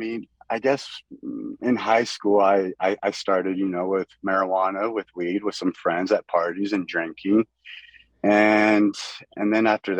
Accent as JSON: {"language": "English", "town": "Soldotna", "region": "Alaska", "country": "United States", "tie": "born or raised there", "also_born_or_lived": "Miami", "said": "So I was born in Miami in Florida, and I kind of bounced around. I want to say I technically grew up in Alaska, in Soldotna."}